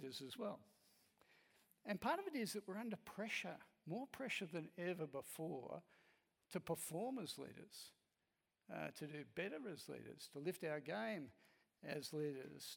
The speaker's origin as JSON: {"language": "English", "country": "Australia", "said": "I'm Australian"}